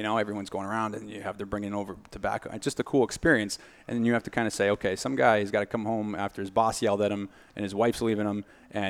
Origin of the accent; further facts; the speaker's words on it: Massachusetts, United States; now in Miami, United States; I'm originally from Massachusetts.